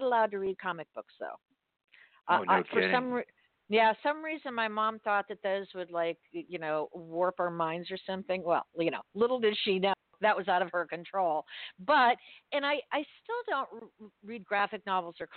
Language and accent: English; Miami, Florida, United States; grew up in Miami where drugs, you know, the cocaine cowboys were king